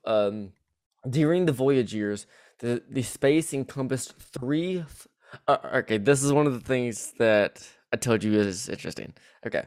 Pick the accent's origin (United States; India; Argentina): United States; the South; accent: southern; my southern accent will bleed bleed through